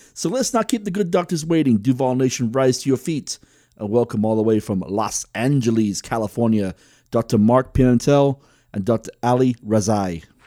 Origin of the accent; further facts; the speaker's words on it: United Kingdom; also born or lived in San Diego; now in Tulsa, United States; I was originally from Great Britain